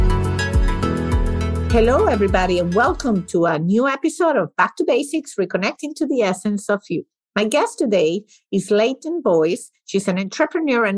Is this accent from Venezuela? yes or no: yes; Venezuela; moved away; I grew up in Venezuela